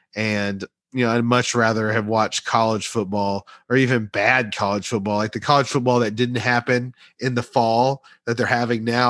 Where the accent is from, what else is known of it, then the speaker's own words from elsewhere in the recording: Central Texas, United States; I was born in Central Texas